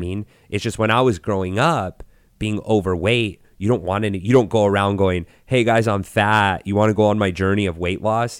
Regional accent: Gallup, New Mexico, United States; I grew up in Gal-, New Mexico, which is a very tiny little town in New Mexico.

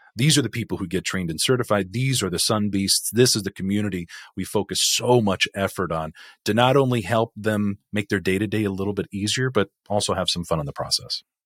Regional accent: California, United States; growing up in California, eighties, nineties, two thousands

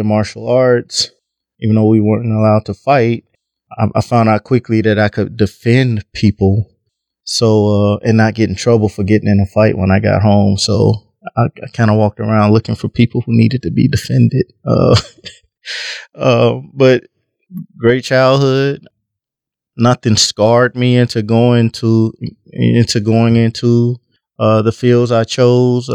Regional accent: between Texas and Mississippi, the South, United States; now in Omaha, United States; I grew up in the South, between Texas and Mississippi. Moved to Omaha, and actually I'm an Omahan now.

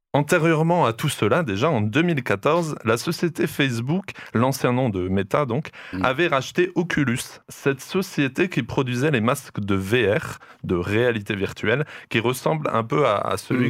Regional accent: France; ici chez nous en France

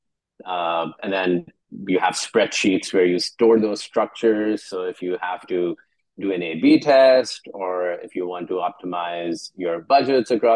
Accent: Karachi, Sindh, Pakistan; I'm from Karachi

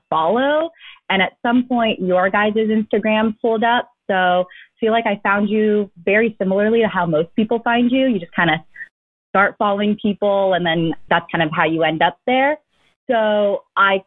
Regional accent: Daly City, California, United States; I was born into a 2-bedroom home in Daly City

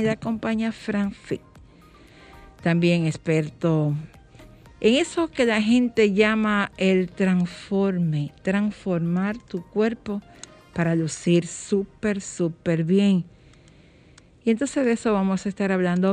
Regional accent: Dominican Republic; vivir con orgullo que somos dominicanos, que nacimos en esta tierra

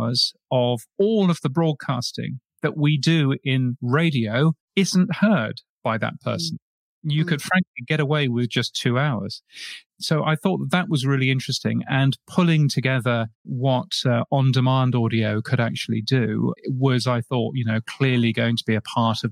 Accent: United Kingdom; accent: British; moved away as an adult; also born or lived in north of England / London; now in Brisbane, Australia; my ridiculous British accent

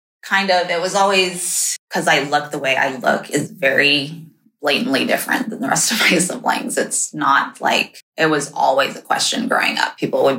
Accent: Japan; also born or lived in China; I was only in China for 6 months when they moved to Japan. So first memories all there

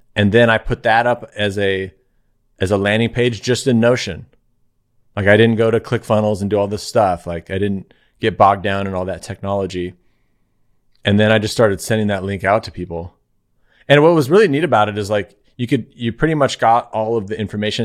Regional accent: Claremont, California, United States; I live in Claremont, California

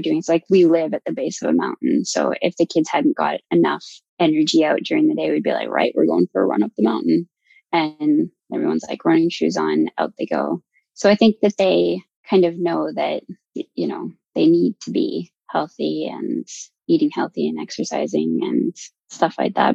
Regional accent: Alberta, Canada; moved away as an adult; also born or lived in London, United Kingdom; now in New Zealand; growing up in Alberta

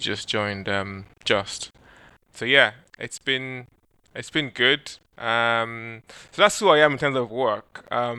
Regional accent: Nigeria; moved away; being a Nigerian, many Nigerian kids, because I guess in Nigeria we have a big oil and gas industry

